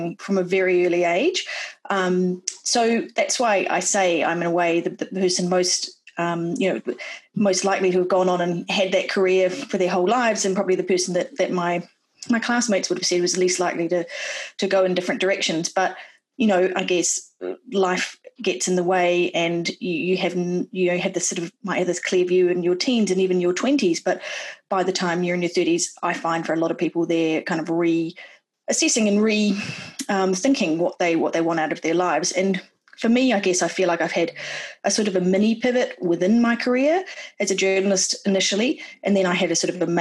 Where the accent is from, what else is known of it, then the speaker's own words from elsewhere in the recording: Wellington, New Zealand; moved away as an adult; also born or lived in New York; my hometown of Wellington in New Zealand